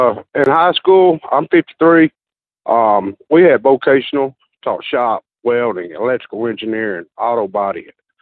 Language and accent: English; Tuscaloosa, Alabama, United States; I'm from Tuscaloosa, Alabama.